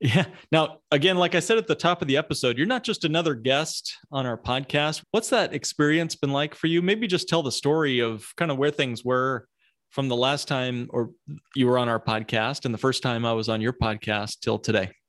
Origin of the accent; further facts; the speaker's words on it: Midwest, United States; accent: Midwest; my Midwest accent